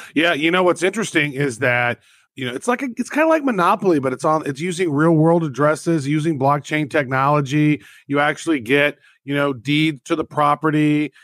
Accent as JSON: {"language": "English", "country": "United States", "said": "I'm an American."}